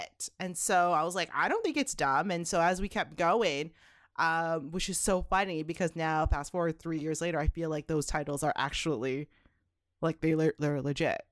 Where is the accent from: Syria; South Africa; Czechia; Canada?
Canada; Toronto, Ontario; I was born and raised in Canada, Toronto, Canada